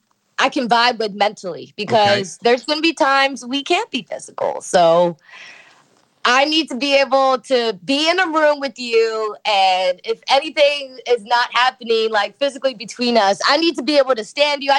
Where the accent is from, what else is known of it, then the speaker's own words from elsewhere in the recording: Silver Spring, Maryland, United States; I'm representing the DMV area